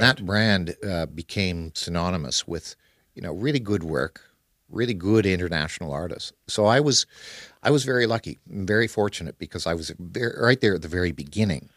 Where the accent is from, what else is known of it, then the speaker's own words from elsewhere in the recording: Canada; now in Kuala Lumpur, Malaysia; the area that I grew up in Canada.